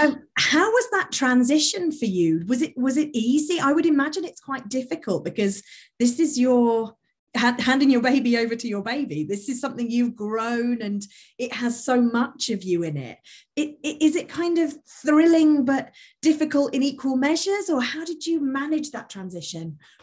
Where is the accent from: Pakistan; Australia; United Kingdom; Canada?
United Kingdom; Milton Keynes, South East England; in my hometown, Milton Keynes